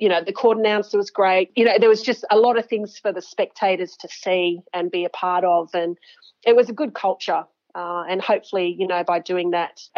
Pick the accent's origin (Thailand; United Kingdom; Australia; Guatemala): Australia; Sydney, New South Wales; also born or lived in Papua New Guinea; I grew up in Sydney